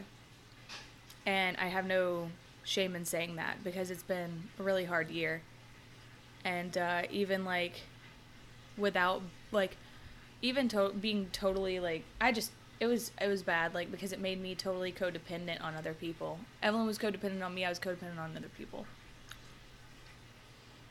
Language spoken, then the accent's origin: English; Atlanta, Georgia, United States; moved away as an adult; now in Florida, United States; I'm from Atlanta